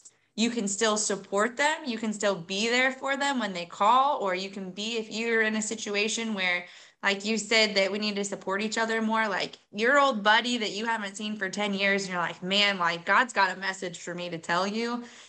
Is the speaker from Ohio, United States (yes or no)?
no; Iowa, United States; moved away as an adult; I've moved back to my hometown a couple years ago now. And at first, you know, you kind of get to where hometown, been here my whole life, small town, Iowa, everybody knows everybody.